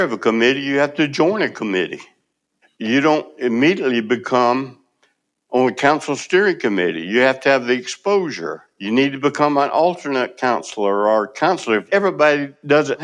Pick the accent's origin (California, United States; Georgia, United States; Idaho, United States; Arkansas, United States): Georgia, United States; Moultrie; moved away as an adult; now in Tallahassee, United States; growing up in Colquitt County, Moultrie, Georgia.